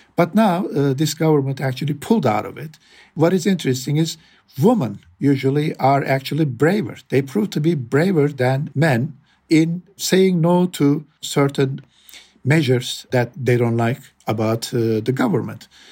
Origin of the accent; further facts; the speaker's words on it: Adana, Turkey; I'm from Adana